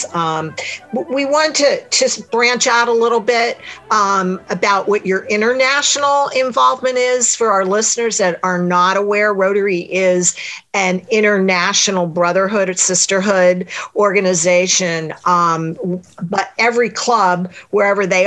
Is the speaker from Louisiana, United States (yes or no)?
yes; South Louisiana, United States; I'm from South Louisiana